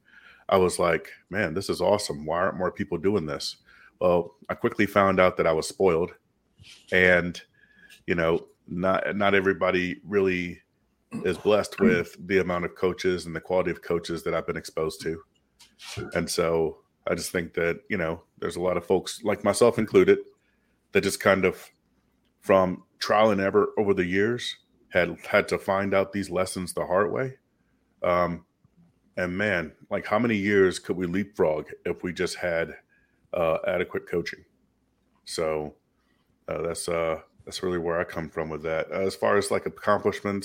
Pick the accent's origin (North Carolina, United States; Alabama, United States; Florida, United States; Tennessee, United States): Tennessee, United States; Memphis; people call me … because that's where I'm from. I'm from Memphis, Tennessee.